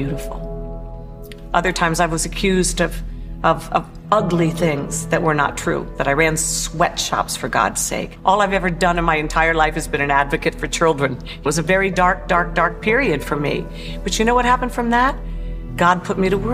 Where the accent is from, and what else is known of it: Maryland, United States; born or raised there; also born or lived in Paris, France